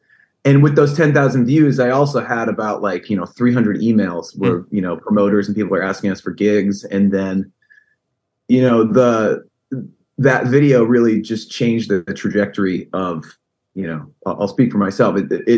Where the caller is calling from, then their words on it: Connecticut, United States; So I'm in Connecticut. You know, I'm right outside of New York.